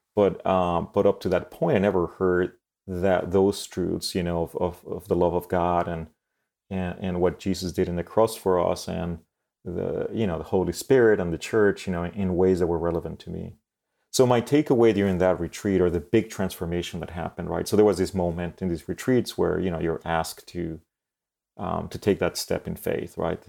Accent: Mexico City, Mexico; moved away; also born or lived in Monterrey, Mexico; So I grew up in Mexico City. Then I moved to Monterrey Mexico

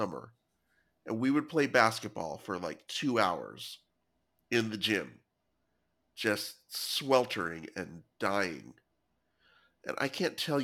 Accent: near Fresno, Central Valley of California, United States; I grew up in the Central Valley where it frequently of California mm-hmm. near Fresno

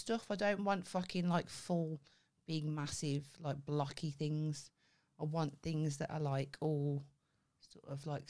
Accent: Birmingham, West Midlands, United Kingdom; I'm not a yam yam. I'm a Brummie.

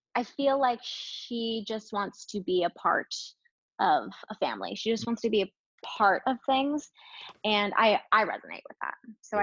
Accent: Jacksonville, Florida, United States; also born or lived in California / Ponte Vedra, Florida; I was born in California, but I grew up in Jacksonville, Florida.

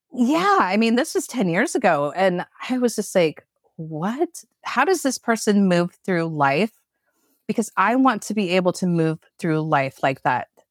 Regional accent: Portland, Oregon, United States; I grew up in Portland, Oregon

